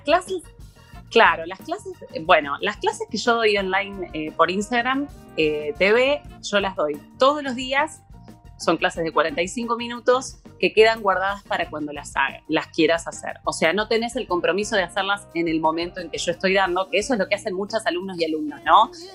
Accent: La Plata, Buenos Aires Province, Argentina; moved away as an adult; now in Buenos Aires, Argentina; yo soy de La Plata, vine a vivir a Buenos Aires

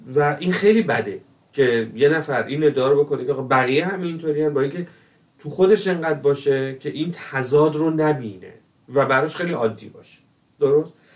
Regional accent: Tehran, Tehran Province, Iran; moved away as an adult; من تو تهران بزرگ شدم

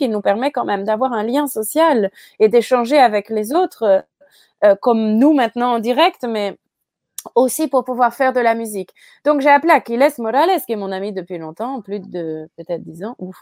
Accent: France; moi je suis française

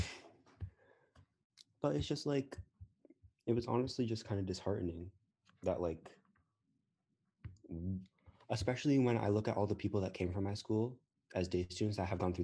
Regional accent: Newport, Rhode Island, United States; I came from Thompson Middle School. It's the public school in Newport. And fun fact, Newport's not as nice as lots of people think it is. We have like all the mansions and stuff

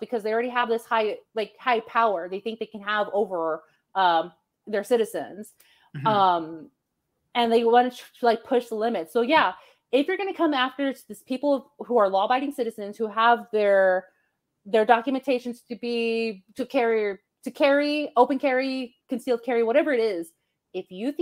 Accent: United States; my parents are from Mexico, and I love my heritage, and I like my culture, too, but first and foremost, I'm an American, so that is my... Anywhere I go out of the country, because I've traveled the world, too, I always say I'm an American. I'm not from Mexico. I'm from the United States

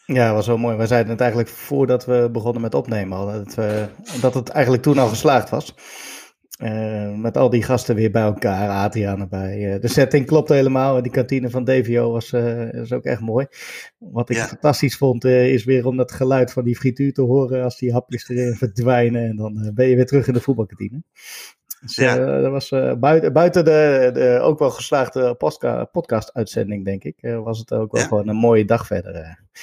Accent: Netherlands; als Nederlander volgde je die club wel eh, boven gemiddeld met al die Nederlanders

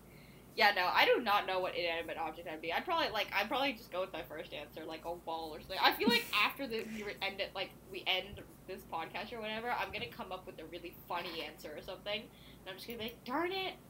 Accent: India; I don't think I would, like, recognize the version of myself that was born and raised in India, you know?

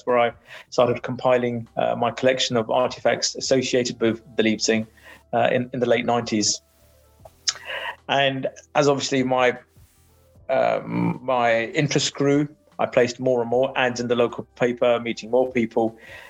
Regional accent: United Kingdom; born there; And I, as a British-born Sikh, had never heard of them.

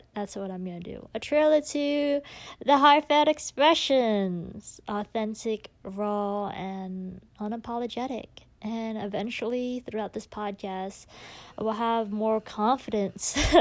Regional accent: United States; I'm Asian American, and I grew up in a culture where it was expected to be perfect

